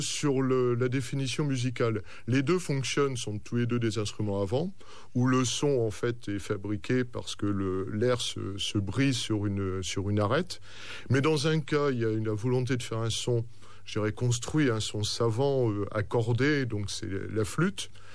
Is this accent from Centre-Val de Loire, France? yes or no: yes; Orléans, Centre-Val de Loire, France; dans ma région, je suis d'Orléans